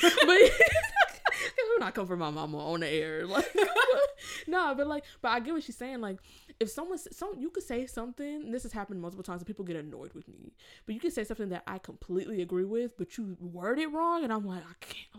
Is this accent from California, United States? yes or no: yes; Inglewood, California, United States; now in Rochester, United States; I'm from Los Angeles, California, but more specifically, more specifically, if you know like Los Angeles area, I'm from Inglewood.